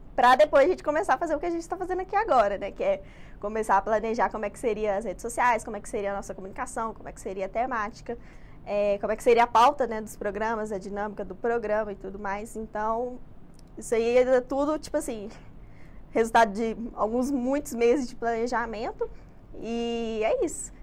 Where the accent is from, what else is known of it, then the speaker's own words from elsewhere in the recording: Betim, Minas Gerais, Brazil; eu moro em Betim. Nascida lá, infelizmente, também